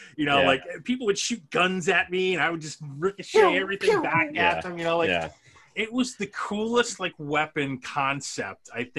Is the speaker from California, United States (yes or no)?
no; Eastern Long Island, New York, United States; I grew up in Eastern Long Island. And, you know, my dad's family, they were all, like, in different spots in Jersey.